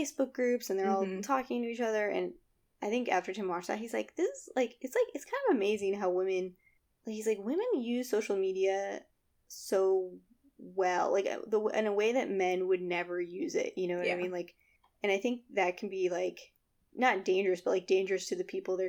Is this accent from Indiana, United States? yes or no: no; Northern Virginia, United States; we grew up in Northern Virginia where there's like a bunch of old shit everywhere